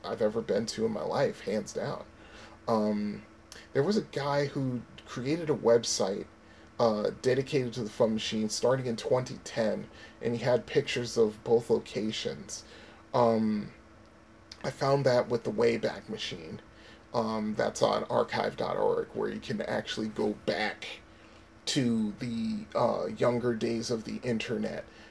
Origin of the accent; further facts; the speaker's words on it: Connecticut, United States; moved away; also born or lived in Florida; I left my home state of Connecticut